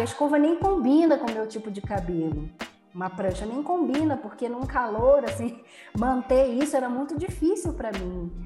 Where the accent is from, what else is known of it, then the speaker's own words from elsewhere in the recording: Rio de Janeiro, Brazil; also born or lived in Tijuca, Rio de Janeiro; Eu nasci na Tijuca, eu fui criada na Zona Norte, em Irajá